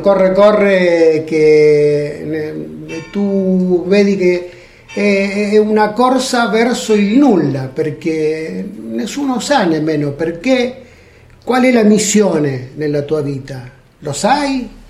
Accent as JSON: {"language": "Italian", "region": "Buenos Aires Province", "country": "Argentina", "tie": "born or raised there", "also_born_or_lived": "Abruzzo, Italy", "moved": "yes", "lives_now": "Italy", "said": "Io sono nato in Argentina."}